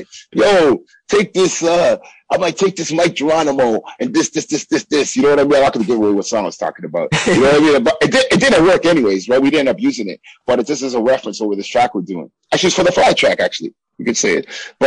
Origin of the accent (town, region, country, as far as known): Toronto, Ontario, Canada